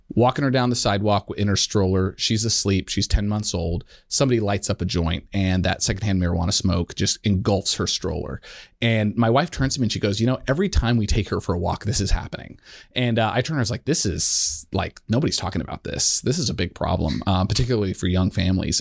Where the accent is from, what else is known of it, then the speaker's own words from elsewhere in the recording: Colorado, United States; the years growing up in, in Colorado